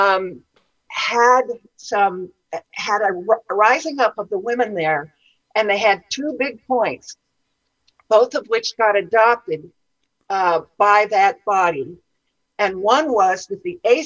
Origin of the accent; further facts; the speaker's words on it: California, United States; I was born in California and grew up in the mountains.